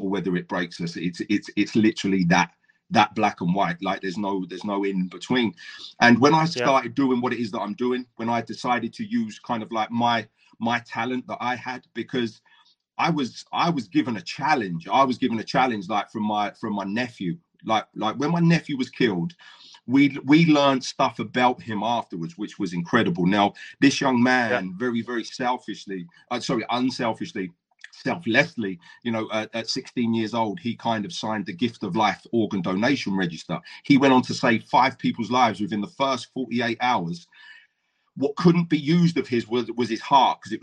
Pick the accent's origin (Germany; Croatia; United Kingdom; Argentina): United Kingdom; Brighton, South East England; also born or lived in Essex; now in Swansea, United Kingdom; I grew up in Brighton